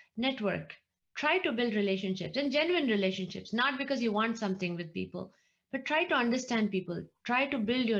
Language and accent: English; India; moved away as an adult; I was born and brought up in India. I grew up in India. I came here after grad school